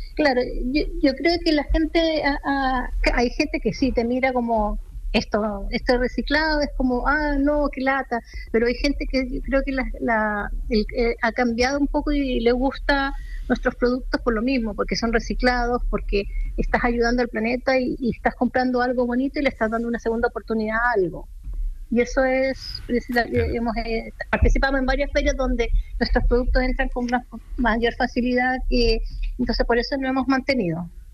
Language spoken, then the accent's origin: Spanish; Santiago, Santiago Metropolitan Region, Chile; somos de Santiago. Y nuestro taller está en Vitacura